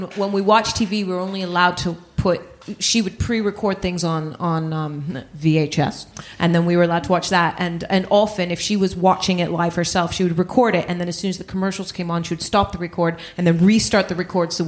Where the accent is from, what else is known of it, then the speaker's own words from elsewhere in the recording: Netherlands; We actually moved around a lot when I was a kid, but yes. I say I grew up in the Netherlands.